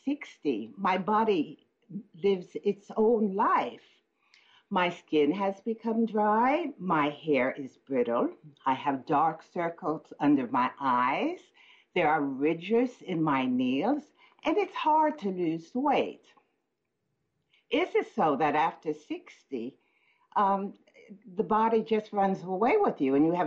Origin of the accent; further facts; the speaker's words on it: Connecticut, United States; moved away as an adult; also born or lived in Sweden; now in Helsingborg, Sweden; originally I'm an American from Connecticut, but I moved to Sweden 50 years ago